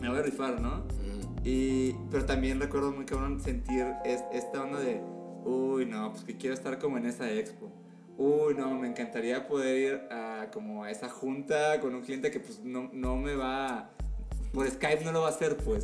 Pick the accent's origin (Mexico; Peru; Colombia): Mexico; Mazatlán, Sinaloa; moved away as an adult; now in Mexico City, Mexico; soy de Mazatlán, Sinaloa